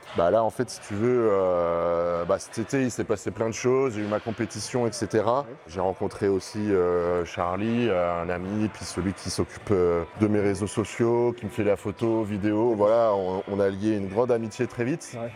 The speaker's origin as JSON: {"language": "French", "town": "Bordeaux", "region": "Nouvelle-Aquitaine", "country": "France", "said": "je viens d'ici"}